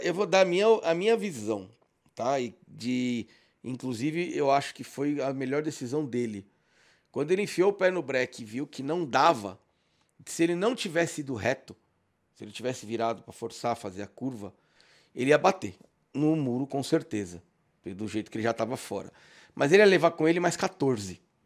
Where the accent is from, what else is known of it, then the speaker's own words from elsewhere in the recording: São Paulo, Brazil; eu sou de São Paulo